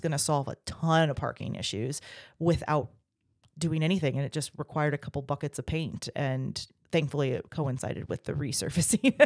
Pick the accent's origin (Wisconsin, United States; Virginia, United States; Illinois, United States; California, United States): Virginia, United States; Virginia Beach; moved away as an adult; also born or lived in Texas / Germany; I grew up in Virginia Beach.